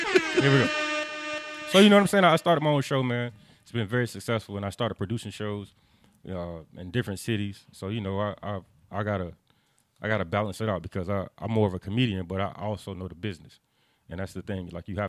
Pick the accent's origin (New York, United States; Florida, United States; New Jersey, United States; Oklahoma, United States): Florida, United States; Jacksonville; I grew up in Sherwood.